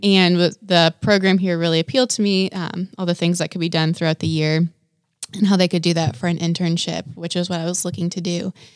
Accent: Wisconsin, United States; moved away; I grew up in Wisconsin, so not Kentucky

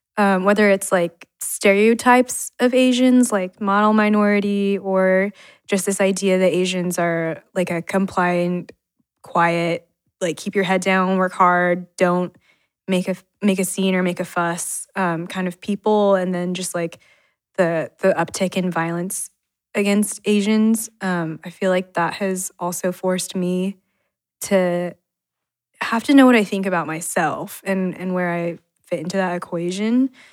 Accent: Utah, United States; also born or lived in China; I was born in China, adopted by a white couple in Utah

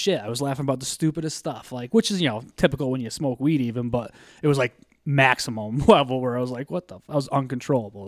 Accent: Scranton, Pennsylvania, United States; I grew up in Scranton

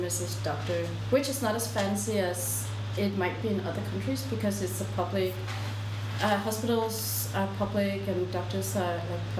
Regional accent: Denmark; born or raised there; moved away as an adult; also born or lived in South Korea; now in Seoul, South Korea

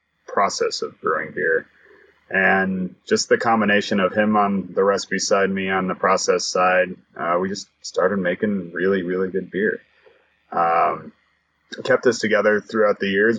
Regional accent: Broomfield, Colorado, United States; I grew up in Broomfield, Colorado, just a suburb of Denver

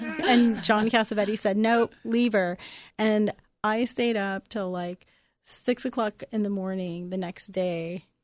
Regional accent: Los Angeles, California, United States; also born or lived in Venice, California; growing up on the East Side

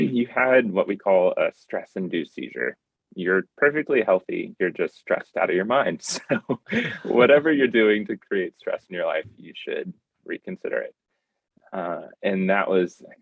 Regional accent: outside of Columbia, South Carolina, United States; I grew up in South Carolina, outside of Columbia

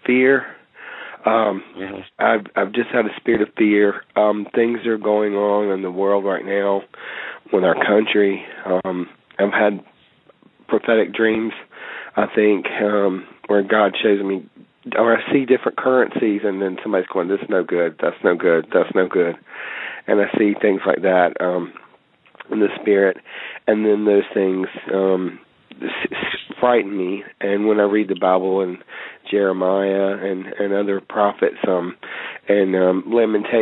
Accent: Fuquay-Varina, North Carolina, United States; I'm from Fuquay, Varina, North Carolina

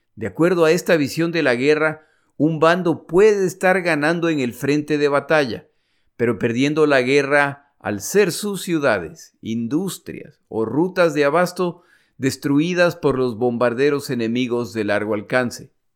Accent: Ecuador; moved away; also born or lived in United States; mi país, el Ecuador

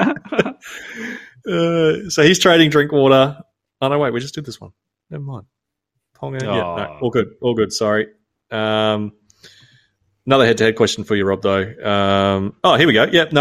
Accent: Townsville, Queensland, Australia; moved away; I'm from Townsville originally

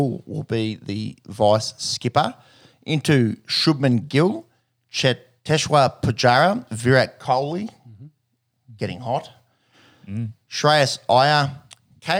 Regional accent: Australia; as an Aussie fan

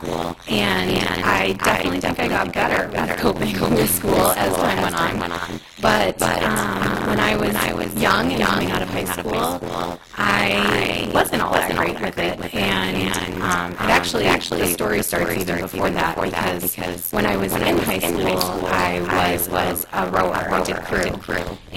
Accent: Lewiston, United States; I'm from Lewiston and I have a wonderful, wonderful family that I moved home to be around

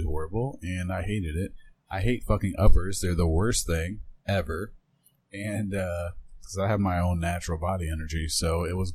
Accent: Iowa, United States; I'm from Iowa.

